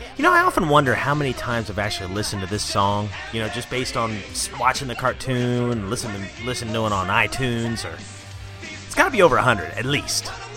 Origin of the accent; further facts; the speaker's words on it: Gloucester City, New Jersey, United States; also born or lived in Philadelphia, Pennsylvania; I was born in Philadelphia, and we ended up moving to Gloucester City, New Jersey in 1990.